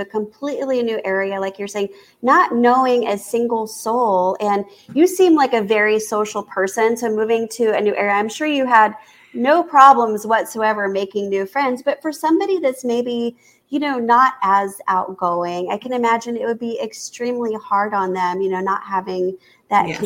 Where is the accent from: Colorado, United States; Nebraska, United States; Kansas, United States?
Kansas, United States; I've been told I have an accent. And I'm like, I'm from Kansas.